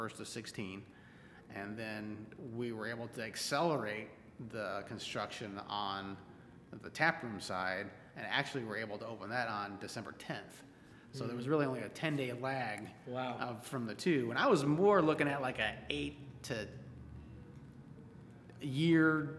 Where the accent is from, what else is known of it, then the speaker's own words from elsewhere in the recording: Edmond, Oklahoma, United States; now in Oklahoma City, United States; I grew up in Edmond and went to high school in Edmond